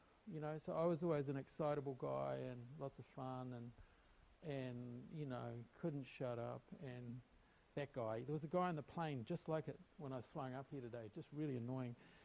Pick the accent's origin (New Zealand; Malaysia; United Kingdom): New Zealand; I was born in New Zealand, and I grew up in New Zealand